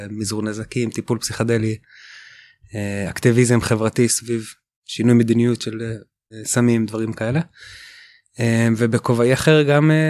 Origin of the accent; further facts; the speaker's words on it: West Bank, Israel; born there; אני נולדתי בגוש עציון